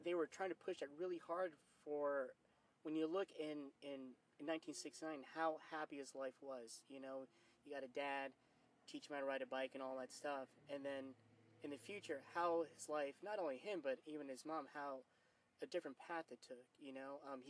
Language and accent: English; New York, United States; For my end, and I'm from New York, and I don't sound like I'm from New York.